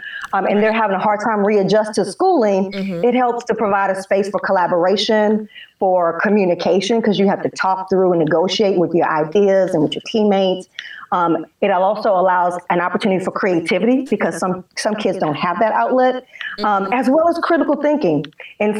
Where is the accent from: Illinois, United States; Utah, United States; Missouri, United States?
Missouri, United States; St. Louis; now in Atlanta, United States; I'm from St. Louis